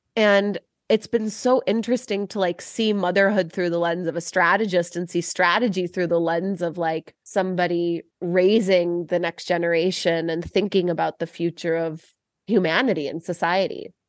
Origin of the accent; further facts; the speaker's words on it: Cleveland, Ohio, United States; moved away as an adult; now in Chicago, United States; I'm from Cleveland.